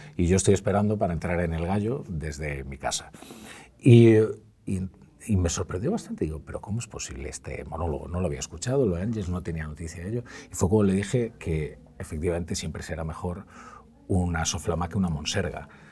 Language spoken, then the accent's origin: Spanish; Galicia, Spain; yo soy un gallego que, que no dice graciñas